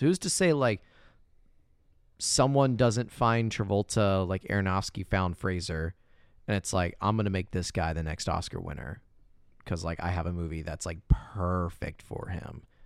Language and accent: English; Indiana, United States; My hometown in Indiana